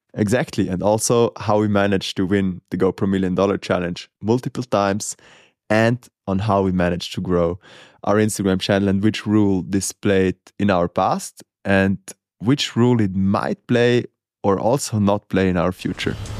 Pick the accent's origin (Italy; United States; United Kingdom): Italy; growing up in Murano and, and having the mountains around